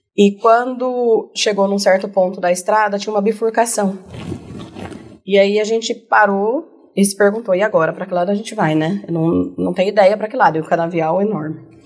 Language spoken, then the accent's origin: Portuguese; Barretos, São Paulo, Brazil; eu sou de Barretos, né? Nascida e uhum. criada em Barretos